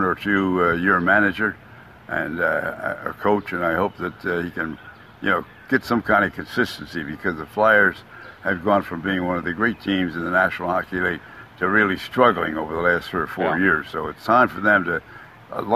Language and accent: English; Philadelphia, Pennsylvania, United States; now in Tampa, United States; being a Philadelphian